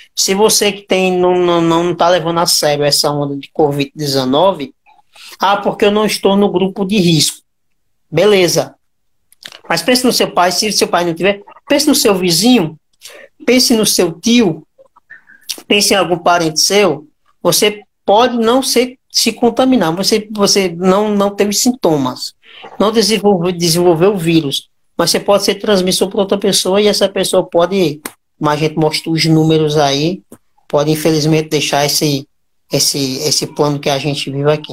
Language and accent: Portuguese; Brazil; A gente, como brasileiro